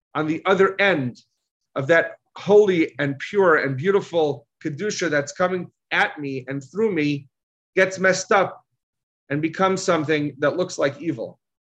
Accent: United States; All of us here were, were, were raised in America

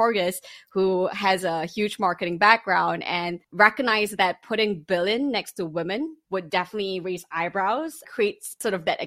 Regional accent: Malaysia; I grew up in Malaysia, Muslim majority Malaysia

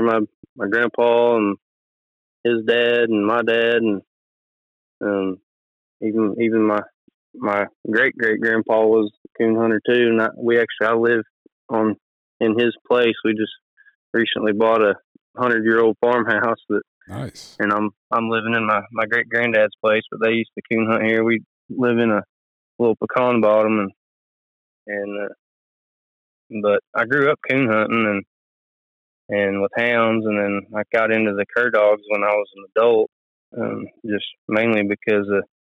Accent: Okemah, Oklahoma, United States; I'm from Okemo, Oklahoma.

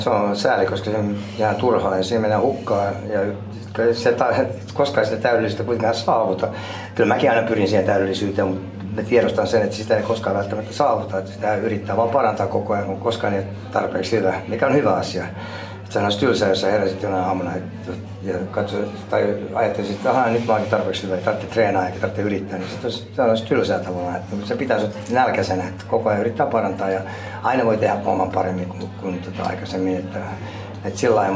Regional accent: Finland; moved away as an adult; mä oon, olen kasvanut Suomessa

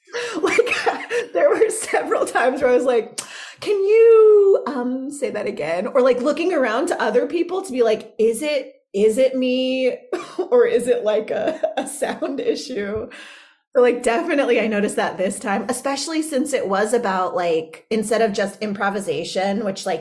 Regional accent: California, United States; moved away; also born or lived in Chicago; so I'm from California. I grew up in California, but I was in Chicago.

